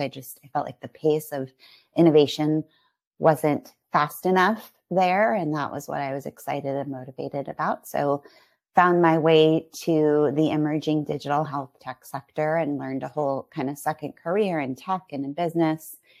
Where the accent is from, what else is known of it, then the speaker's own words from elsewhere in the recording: San Francisco Bay Area, California, United States; also born or lived in San Diego; I'm from this area, and we wanted to be closer to home